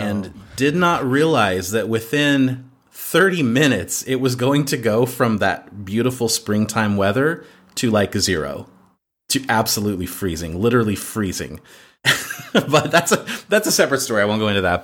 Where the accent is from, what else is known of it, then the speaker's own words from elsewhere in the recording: United States; moved away as an adult; now in Croatia; I'm an American in Croatia